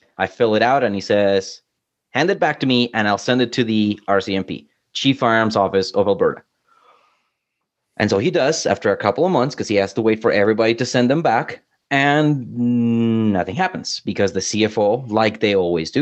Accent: Colombia; now in Canada; I'm from Colombia

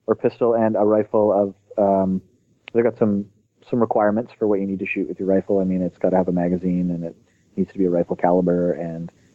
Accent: Canada; I'm just a Canadian that likes to shoot guns

